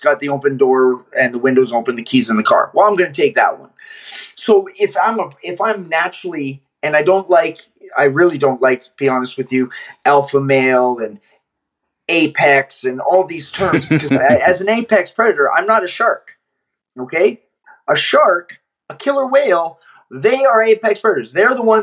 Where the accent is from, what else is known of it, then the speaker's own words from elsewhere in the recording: Canada; I'm Canadian